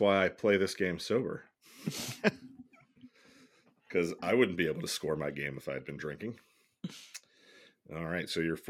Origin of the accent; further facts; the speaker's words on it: New Jersey, United States; I'm from Jersey.